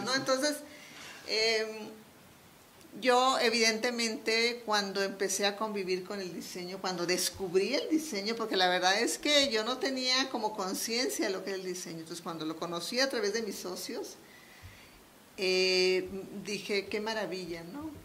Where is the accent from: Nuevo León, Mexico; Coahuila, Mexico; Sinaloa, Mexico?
Sinaloa, Mexico; Culiacán; moved away as an adult; now in Mexico City, Mexico; yo soy sinaloense, Soy de Culiacán, Sinaloa.